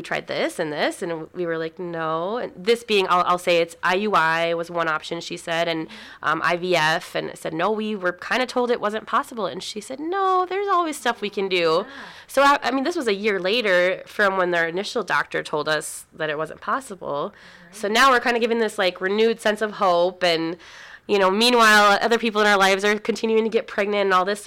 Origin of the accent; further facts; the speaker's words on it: North Dakota, United States; also born or lived in Minnesota; we moved from Minnesota back to North Dakota. We're both from here